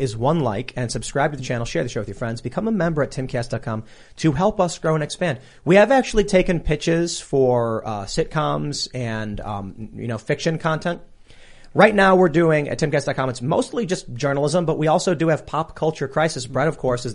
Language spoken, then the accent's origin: English; Chicago, Illinois, United States; We're from Chicago